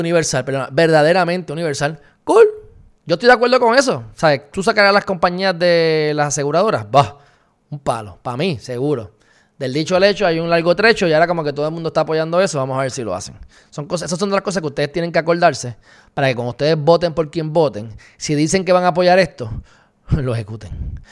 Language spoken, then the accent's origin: Spanish; Puerto Rico; puertorriqueños enteros, para propósito de Estados Unidos, somos minoría en general, somos hispanos